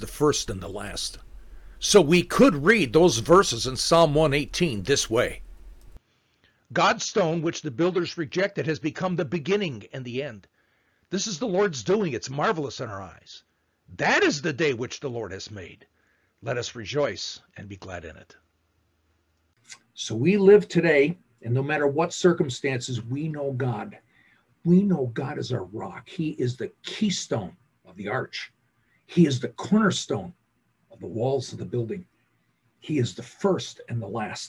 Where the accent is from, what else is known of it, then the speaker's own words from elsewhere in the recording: Chicago, Illinois, United States; my hometown, Chicago